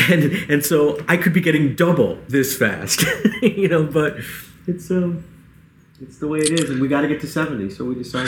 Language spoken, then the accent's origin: English; Central New York, United States; I'm from Central New York